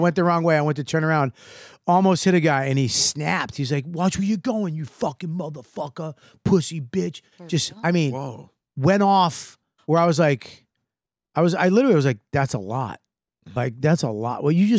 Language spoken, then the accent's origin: English; Boston, Massachusetts, United States; But I'm from Boston and I went, words?